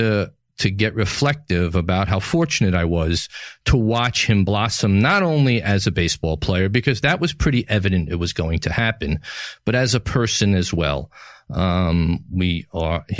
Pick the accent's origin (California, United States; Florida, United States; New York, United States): New York, United States; New York City; From the Gotham Podcast Studio in the heart of New York City, my hometown